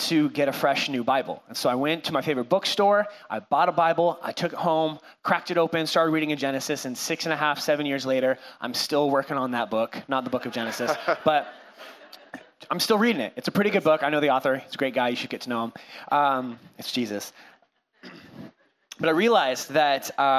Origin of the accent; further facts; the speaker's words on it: Cashmere, Washington, United States; also born or lived in California; now in Whatcom County, United States; I was born in California. I lived there for like 5 seconds, and then my parents moved our family up to Washington, where my mom was from. I grew up in Kashmir